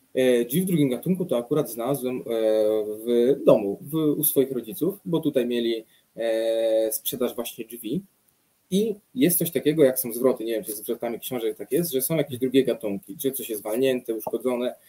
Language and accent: Polish; near Radom, Masovian Voivodeship, Poland; ja jestem spod Radomia